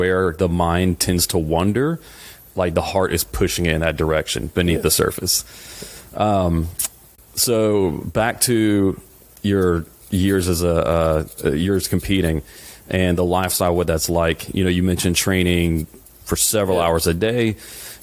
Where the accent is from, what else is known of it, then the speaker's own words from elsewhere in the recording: South Louisiana, United States; we're both from South Louisiana